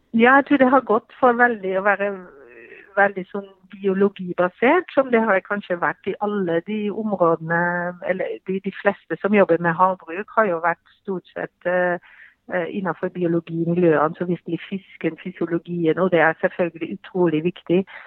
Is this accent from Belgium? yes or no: yes; Belgium; Norwegian is a second language; moved away as an adult; now in Norway; Selv så kommer jeg fra Belgia og flytta her til, til, Norge